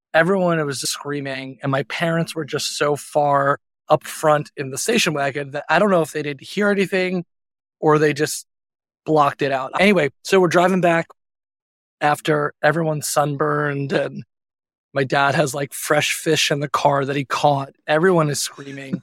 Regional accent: Long Island, New York, United States; I grew up on Long Island, which is about forty-five minutes out of the city

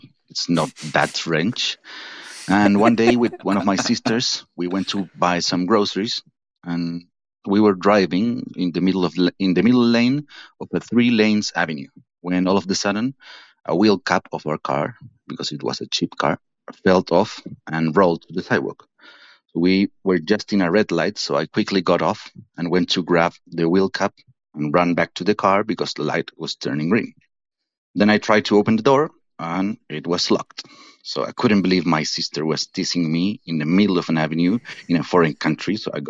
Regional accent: Santiago, Santiago Metropolitan Region, Chile; I'm from Santiago de Chile, so international fan here.

